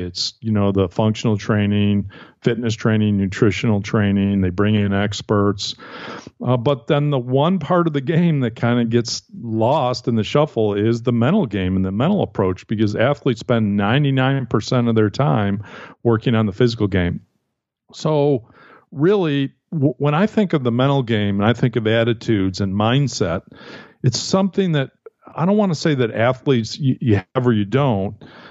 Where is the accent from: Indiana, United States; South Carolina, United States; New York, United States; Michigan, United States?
New York, United States; East Aurora; Yeah, so I grew up outside of Buffalo, New York, in a small town called East Aurora, New York.